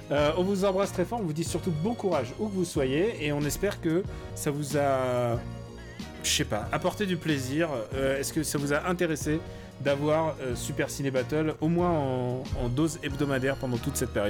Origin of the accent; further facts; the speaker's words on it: Russia; je suis russe, hein, je sais ce que c'est, comment magouiller